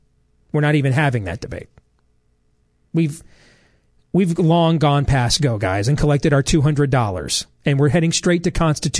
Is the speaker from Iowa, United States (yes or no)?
yes; Iowa, United States; my home state of Iowa